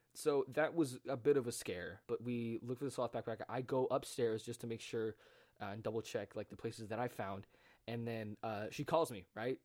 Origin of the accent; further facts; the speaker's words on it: United States; someone who grew up in America